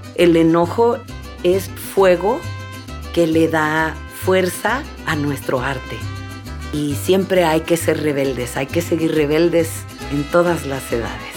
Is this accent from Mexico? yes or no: yes; Mixteca region of Oaxaca, Mexico; moved away; yo venía de un pueblo muy humilde en donde la tierra se está erosionando y quería volver a mi tierra de origen, que es en la Mixteca de Oaxaca, en México